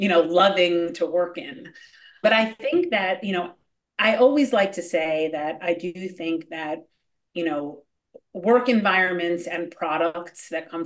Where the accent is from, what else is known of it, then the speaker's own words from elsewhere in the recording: Hollywood, California, United States; For me, I grew up in Hollywood, so it was sort of a war of attrition.